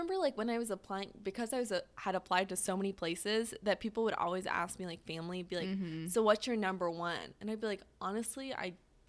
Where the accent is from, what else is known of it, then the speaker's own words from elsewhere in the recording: California, United States; I am from California, and I'm obviously mm-hmm. I'm now in the Midwest.